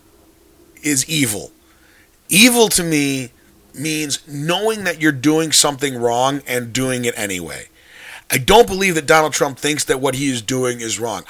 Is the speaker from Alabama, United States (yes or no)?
no; North Shore, Illinois, United States; I grew up on the North Shore, played football growing up